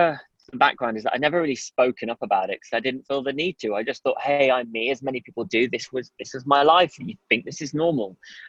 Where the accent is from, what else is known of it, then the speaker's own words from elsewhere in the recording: Midlands, United Kingdom; also born or lived in Durham; growing up in the Midlands, it was very, very mixed culturally. So yes. I didn't really feel my colour. I kind of blended in, let's say. But then when I moved to Durham